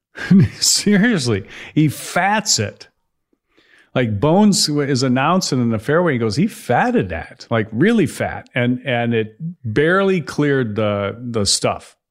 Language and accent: English; Chicago, Illinois, United States; moved away; I grew up in Chicago